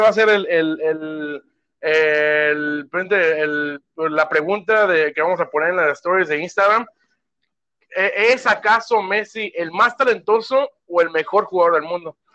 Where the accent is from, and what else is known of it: Mexico; now in United States